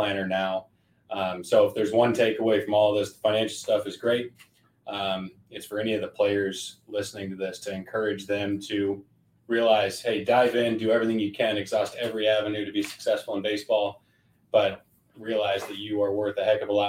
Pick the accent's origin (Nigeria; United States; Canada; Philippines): United States; Colorado; I'm born and raised in Colorado